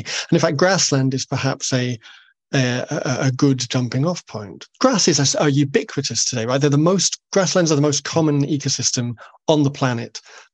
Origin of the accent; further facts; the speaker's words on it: Rannoch, Highlands, Scotland, United Kingdom; I grew up in Rannoch in the Highlands.